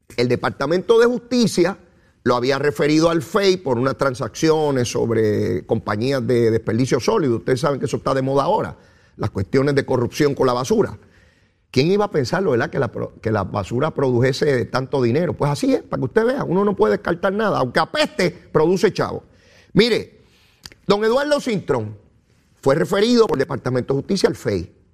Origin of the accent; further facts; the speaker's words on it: San Juan, Puerto Rico; Yo soy de San Juan